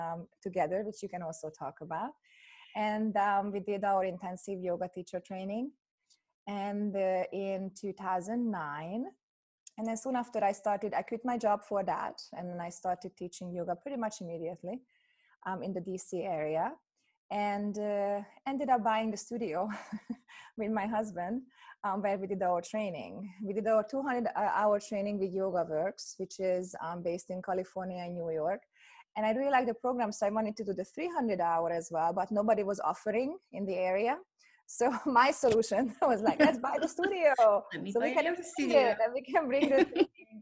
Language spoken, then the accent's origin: English; Hungary; moved away as an adult; now in United States; I'm originally from Hungary. I was born in Hungary. And when I finished my undergrad, I got a scholarship to come to the US